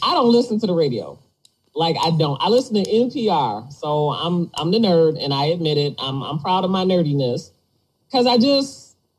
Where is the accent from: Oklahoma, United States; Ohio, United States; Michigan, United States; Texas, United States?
Michigan, United States; Detroit; I grew up in Detroit